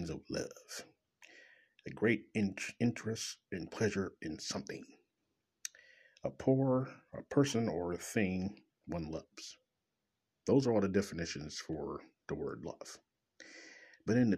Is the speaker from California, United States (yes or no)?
no; Kansas City, Missouri, United States; from Kansas City, Missouri, my hometown